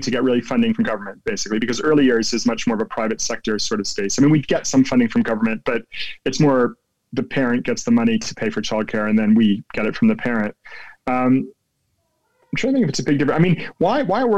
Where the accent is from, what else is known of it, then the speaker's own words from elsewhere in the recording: New Jersey, United States; accent: American; moved away as an adult; now in London, United Kingdom; I grew up in New Jersey in the States, and I grew up in a small town